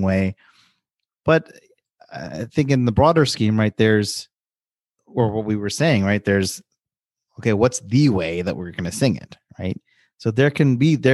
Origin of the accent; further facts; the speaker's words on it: New York, United States; I grew up in New York